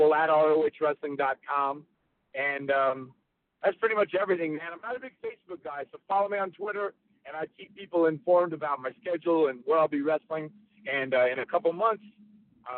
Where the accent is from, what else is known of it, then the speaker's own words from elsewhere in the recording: North Carolina, United States; I grew up in North Carolina.